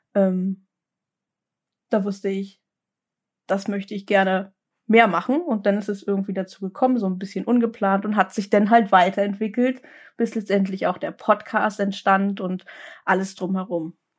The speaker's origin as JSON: {"language": "German", "town": "Lübeck", "region": "Schleswig-Holstein", "country": "Germany", "tie": "born or raised there", "also_born_or_lived": "Kiel", "said": "dann sind wir äh, umgezogen in meine Heimatstadt nach Lübeck zurück"}